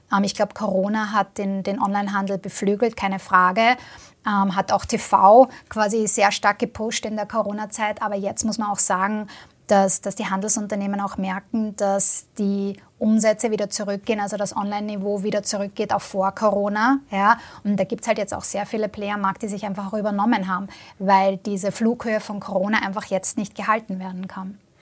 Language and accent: German; Vienna, Austria; ich komme selber aus Wien, ja, also ich, ich arbeite quasi auch am Land